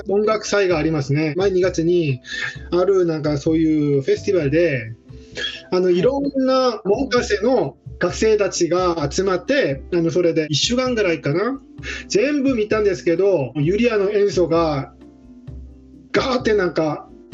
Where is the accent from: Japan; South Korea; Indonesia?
South Korea; Seoul; Japanese is a second language; moved away as an adult; also born or lived in Jeju Island, South Korea; now in Germany; 私はソウル出身